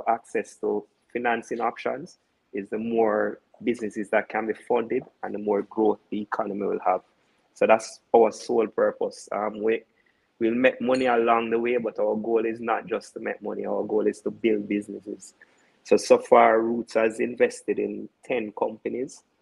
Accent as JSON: {"language": "English", "town": "Portmore", "region": "Saint Catherine", "country": "Jamaica", "said": "Mothers is a brand that I grew up on. I'm from Portmore."}